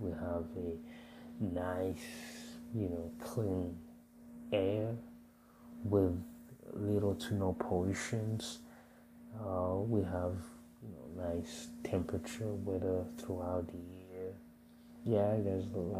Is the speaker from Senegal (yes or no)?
no; Burundi; moved away; growing up in Burundi